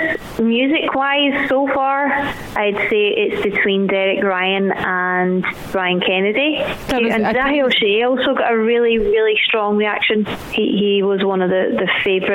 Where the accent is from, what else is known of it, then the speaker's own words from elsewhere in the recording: Glasgow, Scotland, United Kingdom; I was born and raised in Glasgow